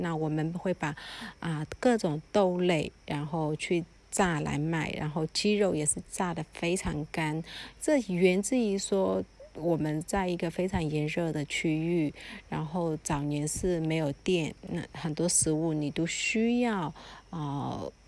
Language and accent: Chinese; Mandalay, Mandalay Region, Myanmar; moved away; also born or lived in Taiwan; 我自己其实是在曼德勒瓦城长大的小孩